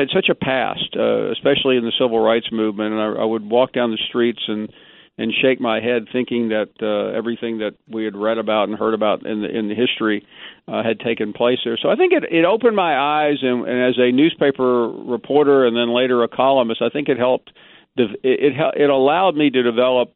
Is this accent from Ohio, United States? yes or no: no; Memphis, Tennessee, United States; moved away as an adult; also born or lived in Birmingham, Alabama; I was born in Memphis